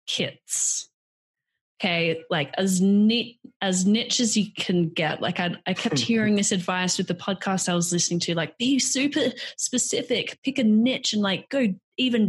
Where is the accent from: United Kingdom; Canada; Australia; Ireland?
Australia; moved away as an adult; also born or lived in New York; So I'm Australian, born and raised in Australia